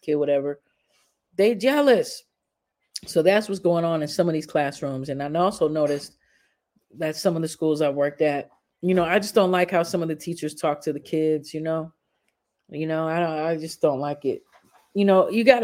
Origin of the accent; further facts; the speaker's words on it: Chicago, Illinois, United States; moved away; also born or lived in Shreveport; I'm from Chicago. I've grown up through the system